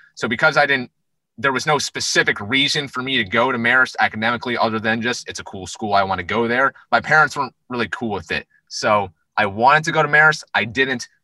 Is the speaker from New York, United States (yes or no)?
yes; New York, United States; where we grew up in New York.